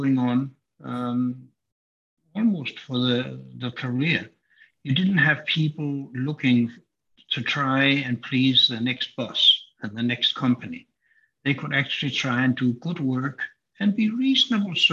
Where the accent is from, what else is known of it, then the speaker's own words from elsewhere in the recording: Denmark; moved away; my home country of Denmark